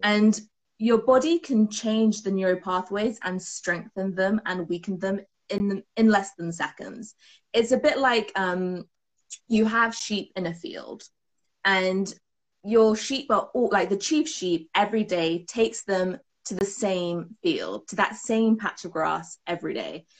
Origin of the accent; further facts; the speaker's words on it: United Kingdom; as you might have guessed, I am from the UK from my accent.